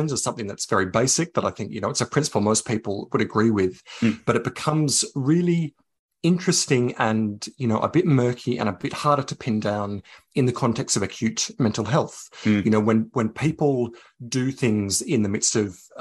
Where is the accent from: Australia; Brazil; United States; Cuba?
Australia; Coonabarabran, New South Wales; I was a teenager, you know, growing up in Coonabarabran in central west New South Wales.